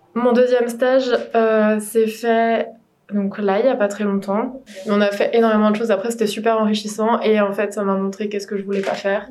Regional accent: Morlaix, Brittany, France; moved away; je suis originaire de Bretagne, encore une Bretonne, euh, du Finistère, à Morlaix exactement

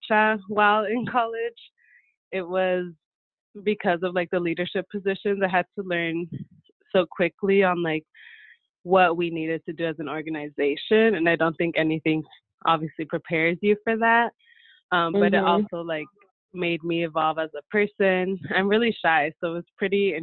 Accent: San Diego, California, United States; I grew up here in San Diego

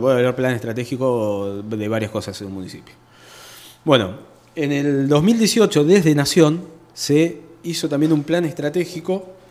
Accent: Chacabuco, Buenos Aires Province, Argentina; also born or lived in La Plata / Banfield / Adrogué / Burzaco; yo nací, fui criado acá en Chacabuco, después fui a estudiar a La Plata

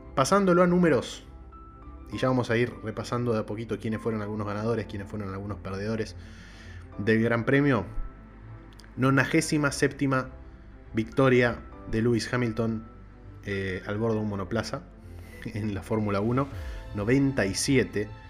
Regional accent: Argentina; el país de donde soy yo, que es Argentina

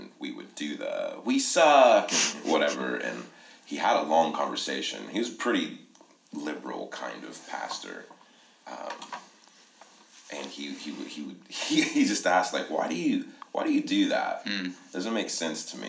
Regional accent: Columbus area, Ohio, United States; we're from the Columbus area of Ohio

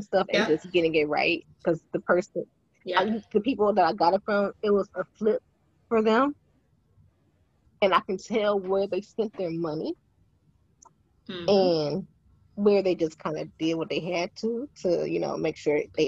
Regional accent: Detroit, Michigan, United States; I grew up in Detroit

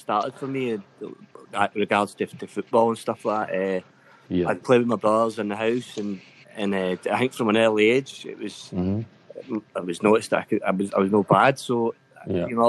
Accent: Port Glasgow, Scotland, United Kingdom; I'm born and bred in Port Glasgow

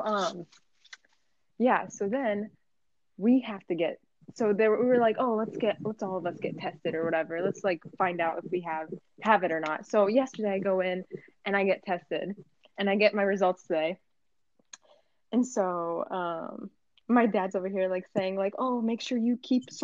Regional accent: Philadelphia, Pennsylvania, United States; I was born in Philadelphia

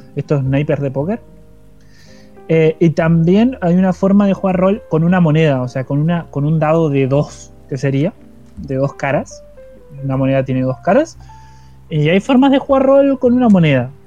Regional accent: Paraná, Entre Ríos, Argentina; moved away; mi ciudad natal, que es Paraná Entre Ríos

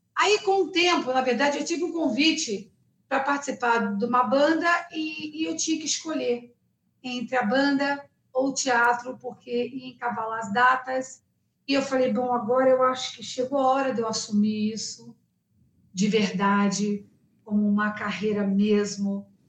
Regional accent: Rio de Janeiro, Brazil; also born or lived in United States; now in São Paulo, Brazil; Eu sou carioca, então eu cresci com essa base

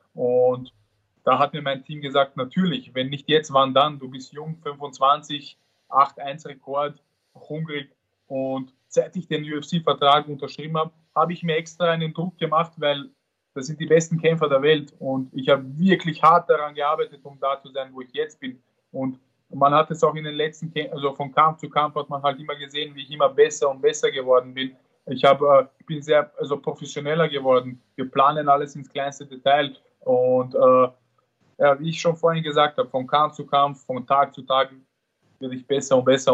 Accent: Vienna, Austria; ich bin in Wien geboren und, und, und dort aufgewachsen und habe auch dort trainiert

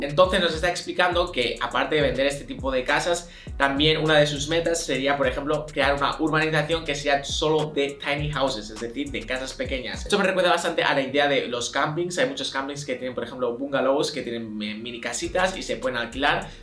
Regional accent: Barcelona, Catalonia, Spain; soy de Barcelona

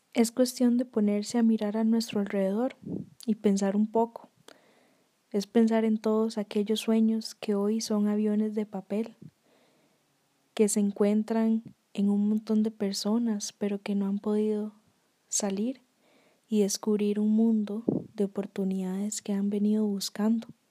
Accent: Costa Rica; a nosotros como personas, como ticos

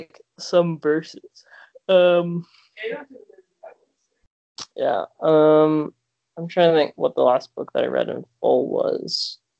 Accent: Alexandria, Virginia, United States; I was born in Virginia

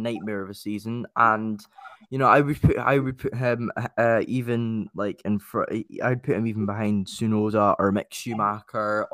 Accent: Dundee, Scotland, United Kingdom; I was born in Dundee

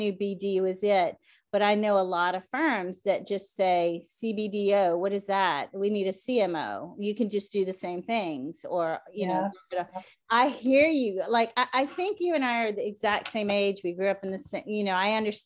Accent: the South, United States; moved away; I'm from the South.

